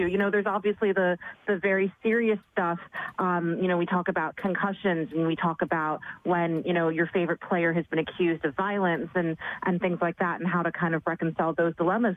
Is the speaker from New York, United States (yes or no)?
yes; New York City, New York, United States; I'm, I'm, born and raised in New York City